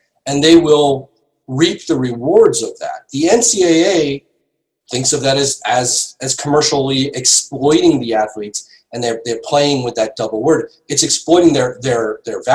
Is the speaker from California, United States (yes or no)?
no; Massachusetts, United States; I grew up in Massachusetts